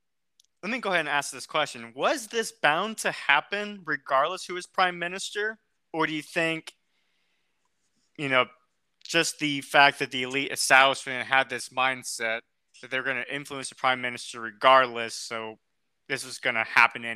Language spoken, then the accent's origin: English; United States; as an American